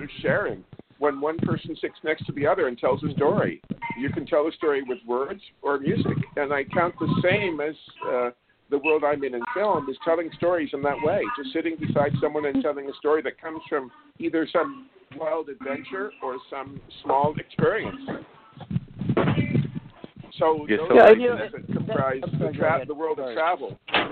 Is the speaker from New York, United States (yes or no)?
yes; New York City, New York, United States; I was born in Brooklyn, so I grew up in New York